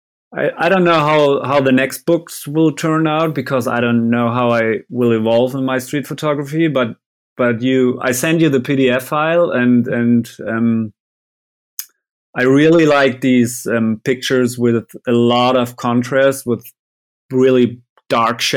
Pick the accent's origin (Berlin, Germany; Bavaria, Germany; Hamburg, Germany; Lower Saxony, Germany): Lower Saxony, Germany; Vechta; English is a second language; I was stuck in my hometown